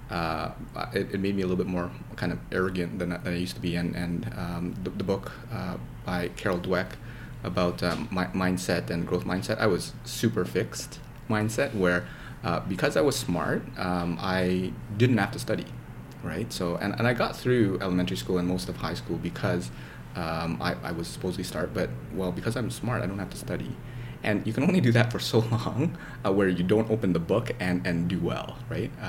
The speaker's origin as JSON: {"language": "English", "country": "Canada", "tie": "born or raised there", "also_born_or_lived": "Indonesia", "said": "I moved there from there when I was three, so I basically mm. grew up in, in Canada."}